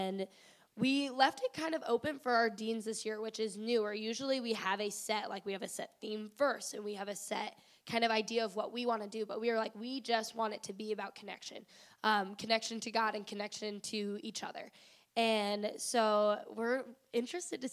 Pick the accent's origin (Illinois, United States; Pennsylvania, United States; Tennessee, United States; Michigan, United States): Illinois, United States; Cambridge; moved away as an adult; also born or lived in Macomb, Illinois; now in Springfield, United States; Originally Cambridge, Illinois, which is near the Quad Cities